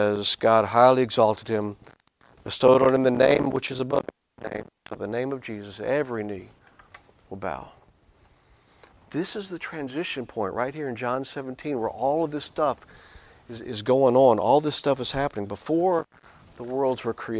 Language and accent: English; Louisiana, United States; I grew up in Louisiana